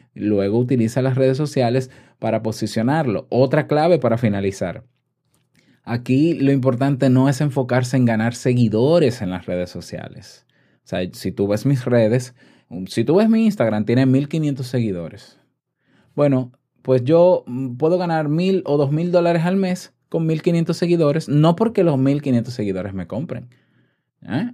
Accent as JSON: {"language": "Spanish", "country": "Dominican Republic", "said": "en mi país, yo te puedo asegurar, en República Dominicana"}